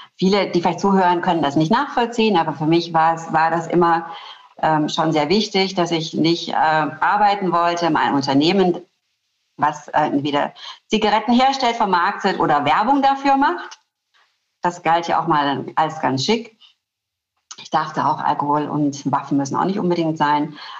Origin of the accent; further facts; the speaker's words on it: Black Forest, Baden-Württemberg, Germany; Ich komme aus dem Schwarzwald. Ich komme aus der ähm, schwäbisch-alemannischen Fastnachtsgegend.